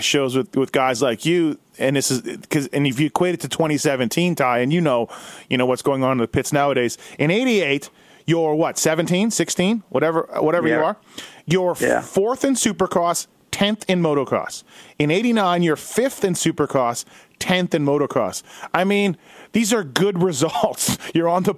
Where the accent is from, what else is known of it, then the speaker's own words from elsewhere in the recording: Canada; I'm from Canada